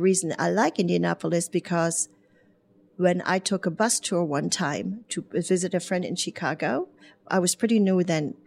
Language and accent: English; Bremerhaven, Bremen, Germany; English is a second language; also born or lived in Spain / Horse Cave, Kentucky; now in Brownsburg, United States; I was born in Bremerhaven, Germany